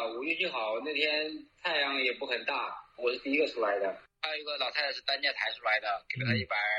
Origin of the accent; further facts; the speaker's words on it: China; 从基多往那个克里的时候，会计我们就给我们中国人要钱。